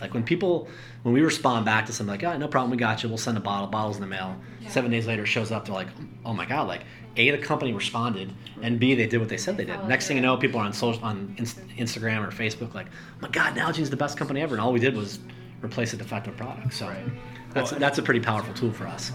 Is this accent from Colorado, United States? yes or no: yes; Colorado, United States; I grew up in Colorado